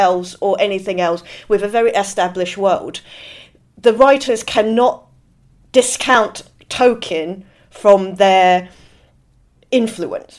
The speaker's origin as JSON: {"language": "English", "country": "Hong Kong", "tie": "born or raised there", "also_born_or_lived": "Shenzhen", "said": "I grew up in Hong Kong in the 80s and 90s"}